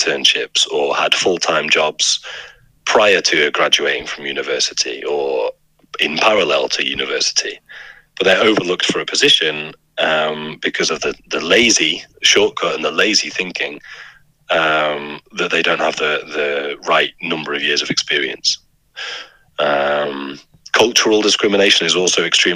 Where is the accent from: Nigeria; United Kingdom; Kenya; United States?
United Kingdom; I'm a white British man